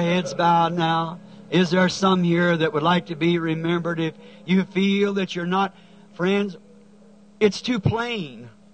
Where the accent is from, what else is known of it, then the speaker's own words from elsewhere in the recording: United States; I am an American.